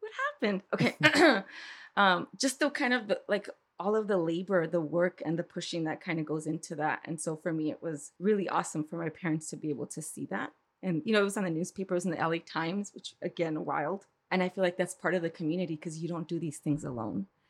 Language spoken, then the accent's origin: English; East Los Angeles, California, United States; I'm from East L